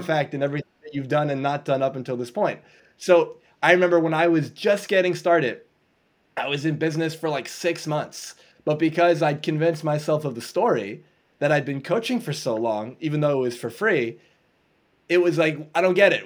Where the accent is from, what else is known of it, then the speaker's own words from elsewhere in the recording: New York, United States; I'm from New York in the U.S.